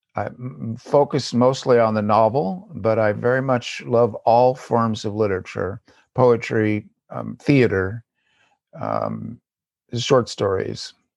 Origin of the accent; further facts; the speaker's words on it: Southern California, United States; also born or lived in Davis, California; I live in Davis, California, and grew up in Southern California